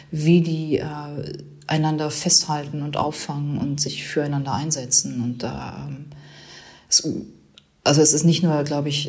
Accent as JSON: {"language": "German", "country": "Germany", "said": "fand ich also wahnsinnig beeindruckend und unglaublich lehrreich, auch äh, für mich als, als Deutsche, sage ich mal so."}